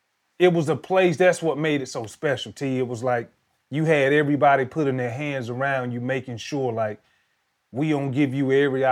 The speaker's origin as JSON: {"language": "English", "area": "Washington County", "region": "Georgia", "country": "United States", "tie": "born or raised there", "said": "where I grew up in Washington County."}